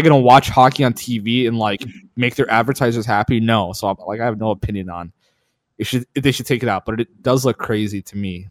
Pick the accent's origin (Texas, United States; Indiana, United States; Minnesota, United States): Minnesota, United States; moved away; also born or lived in Duluth, Minnesota; I grew up in Minnesota